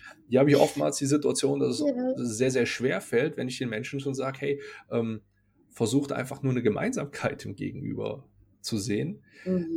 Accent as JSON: {"language": "German", "region": "North Rhine-Westphalia", "country": "Germany", "accent": "Rhenish", "said": "aus der Ecke, aus der ich ursprünglich herkomme, man hört es vielleicht so ein bisschen, ich bin aus dem Rheinischen."}